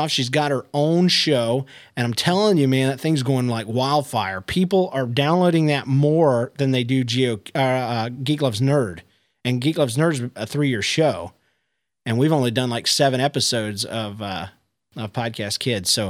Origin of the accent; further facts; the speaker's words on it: Palm Harbor, Florida, United States; I'm from Palm Harbor, Florida.